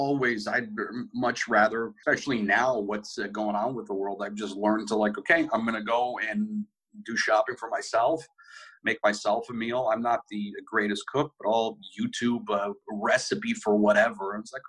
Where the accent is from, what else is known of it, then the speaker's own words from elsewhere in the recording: Canada; because I was born in Canada